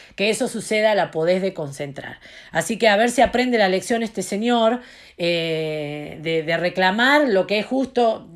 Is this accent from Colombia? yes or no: no; Argentina; yo como argentina